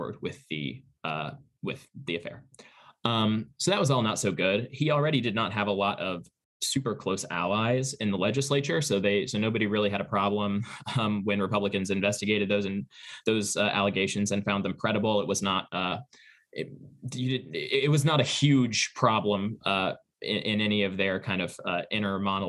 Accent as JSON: {"language": "English", "town": "St. Louis", "region": "Missouri", "country": "United States", "moved": "yes", "said": "I am from St. Louis, so these books and bookshelves belong to my parents"}